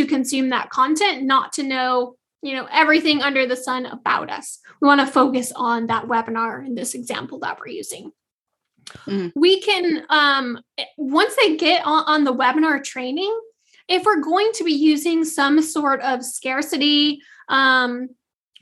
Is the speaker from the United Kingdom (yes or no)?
no; Michigan, United States; also born or lived in Southeast US; now in Southeast, United States; I'm originally from Michigan, so I have plenty of Christmases with snow